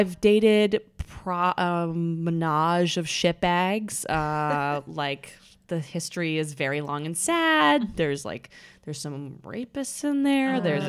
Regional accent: Vancouver, British Columbia, Canada; moved away as an adult; now in New York, United States; I'm from Canada. I moved here for college.

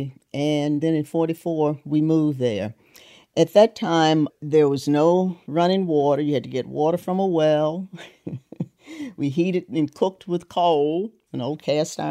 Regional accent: Harlem Heights, West Virginia, United States; also born or lived in Mount Hope, West Virginia; So he had a house built in Harlem Heights, and we moved there in May 1944, and that July I turned 5 years old.

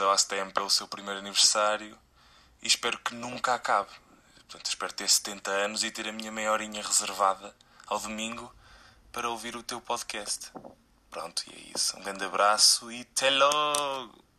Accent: Viseu, Centro, Portugal; eu sou de Viseu

